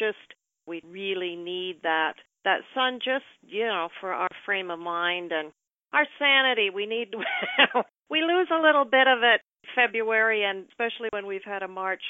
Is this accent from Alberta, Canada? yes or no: no; Ridgetown, Ontario, Canada; I grew up near Rondo Park, a little place called Ridgetown, Ontario